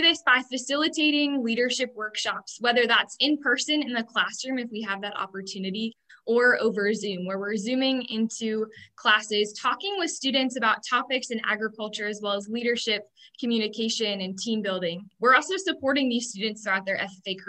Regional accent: Lancaster County, Pennsylvania, United States; I grew up in Lancaster County, Pennsylvania, on a small dairy, poultry, and crop farm.

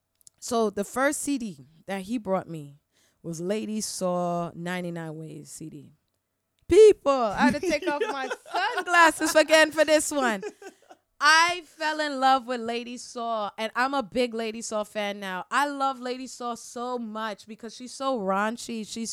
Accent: Trinidad & Tobago; And I'm like, oh, I'm from Trinidad.

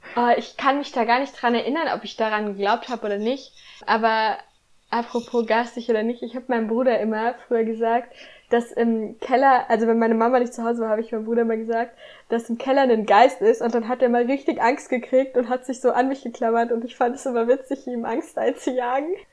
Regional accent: Northern Hesse, Germany; moved away as an adult; also born or lived in Kiel; ich komme übrigens aus Nordhessen

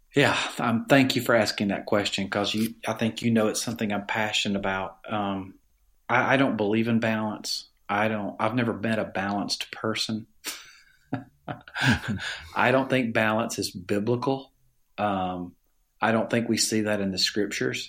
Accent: Alabama, United States; accent: Southern; I grew up in Alabama in a family

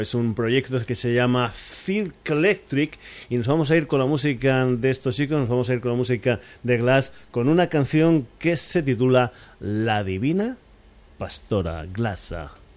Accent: Extremadura, Spain; mi tierra, para Extremadura

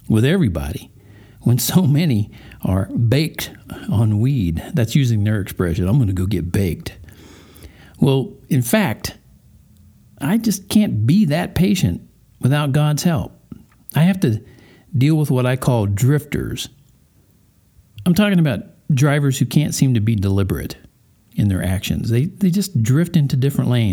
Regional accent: Colorado Springs, Colorado, United States; here in my hometown of Colorado Springs

